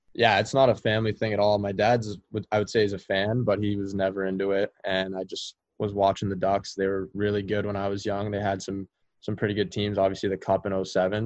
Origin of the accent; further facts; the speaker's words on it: California, United States; we had a really special team growing up in California